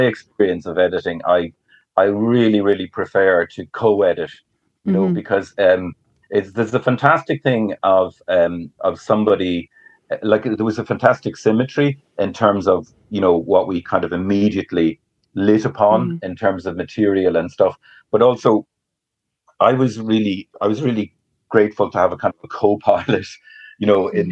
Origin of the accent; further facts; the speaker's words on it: Drogheda, Leinster, Ireland; moved away; we're both from Drogheda